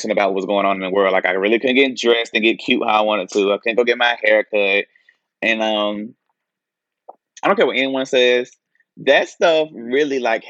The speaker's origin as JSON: {"language": "English", "town": "Anderson", "region": "South Carolina", "country": "United States", "tie": "born or raised there", "said": "Chadwick Boseman, he was from my hometown."}